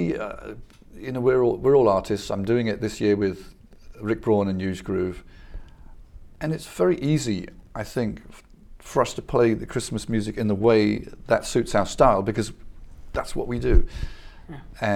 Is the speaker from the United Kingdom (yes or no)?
yes; England, United Kingdom; moved away; I grew up in England